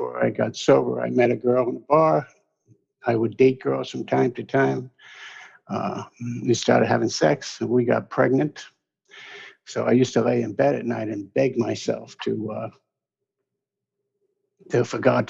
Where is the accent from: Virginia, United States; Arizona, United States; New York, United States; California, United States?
New York, United States; New York City; moved away; also born or lived in Albany; I'm born and raised in the Hell's Kitchen section of New York City.